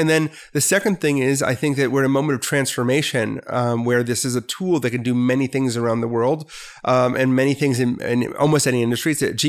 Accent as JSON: {"language": "English", "town": "Milwaukee", "region": "Wisconsin", "country": "United States", "tie": "born or raised there", "moved": "as an adult", "said": "So you will not get it from my voice, but I was born and raised in Milwaukee, Wisconsin, a great place on a great lake."}